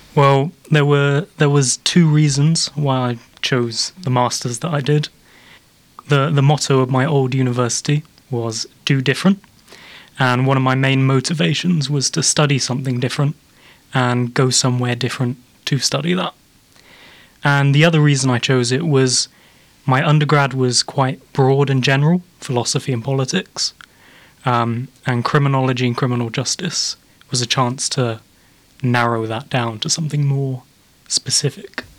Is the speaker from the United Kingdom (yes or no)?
yes; England, United Kingdom; moved away as an adult; now in Belfast, United Kingdom; as you can tell, I'm English